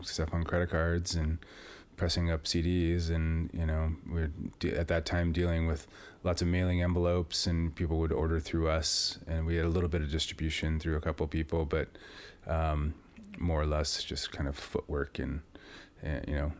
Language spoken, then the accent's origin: English; Davenport, Iowa, United States; Yeah, Davenport.